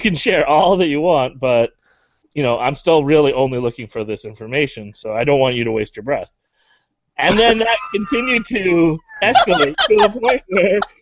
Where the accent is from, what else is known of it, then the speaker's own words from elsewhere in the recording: Canada; I'm a Canadian